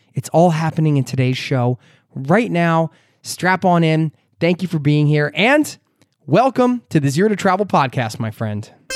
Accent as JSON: {"language": "English", "country": "United States", "moved": "as an adult", "lives_now": "Oslo, Norway", "said": "living outside of my home country"}